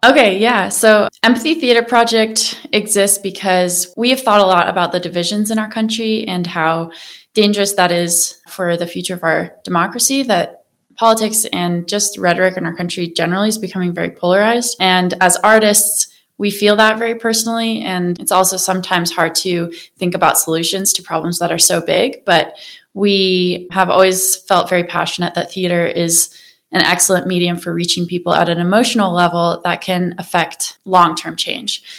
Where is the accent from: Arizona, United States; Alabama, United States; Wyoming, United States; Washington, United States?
Wyoming, United States; moved away as an adult; also born or lived in Maine / Colorado; now in Boulder County, United States; And I grew up in Wyoming